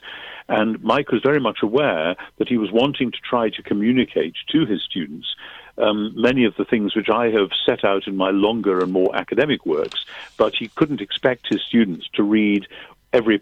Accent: United Kingdom; I'm British

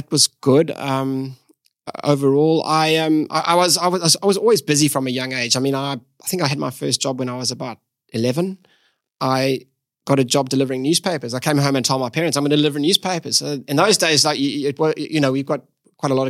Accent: East London, Eastern Cape, South Africa; moved away as an adult; now in Perth, Australia; We grew up in the Eastern Cape, which is, I guess, just across the ditch from Perth, a place called East London is where I grew up.

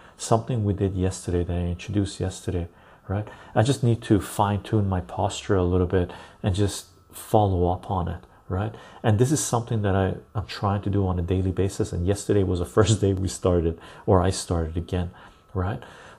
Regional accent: United Kingdom; but I am British.

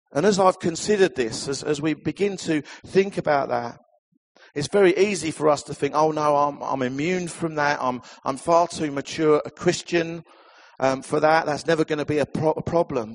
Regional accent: Essex, East of England, United Kingdom; I come from Essex.

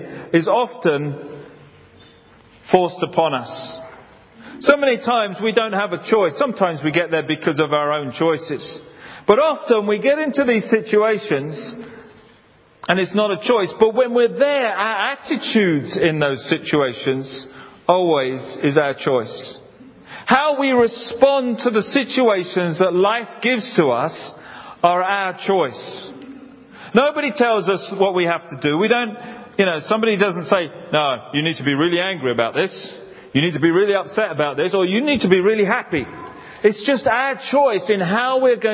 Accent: London, United Kingdom; I grew up in South London near Hampton Court.

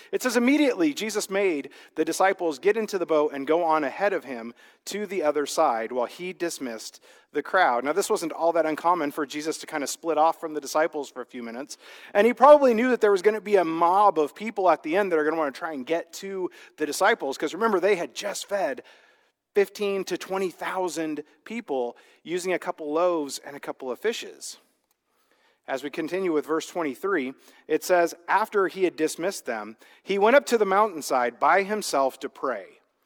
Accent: Midwest, United States; I grew up in the Midwest

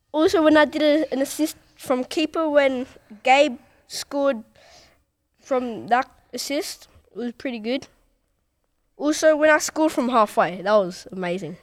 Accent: Colombia; moved away; my home country play called Colombia

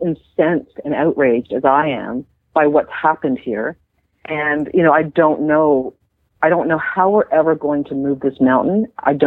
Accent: Canada; I'm just a Canadian

